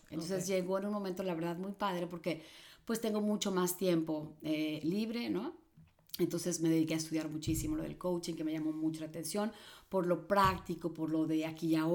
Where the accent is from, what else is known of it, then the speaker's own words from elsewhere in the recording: Mexico City, Mexico; born there; yo nací en la Ciudad de México, pero mi familia es